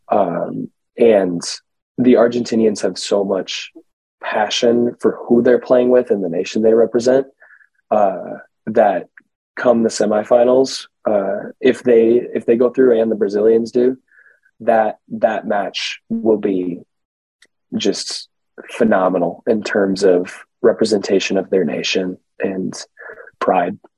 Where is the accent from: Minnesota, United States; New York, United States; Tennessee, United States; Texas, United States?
Minnesota, United States; Edina; I grew up in Edina, so I started playing travel for Edina Soccer Club very young